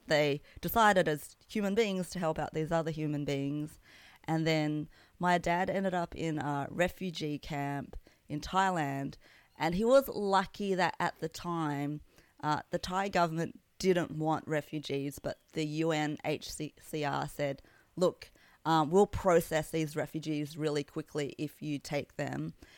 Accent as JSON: {"language": "English", "town": "Sydney", "region": "New South Wales", "country": "Australia", "tie": "born or raised there", "said": "I grew up in Kabramatta, which is in western Sydney"}